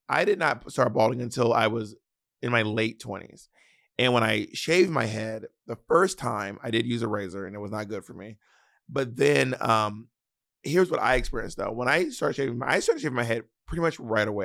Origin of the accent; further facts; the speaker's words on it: the South, United States; accent: Southern; I'm from the South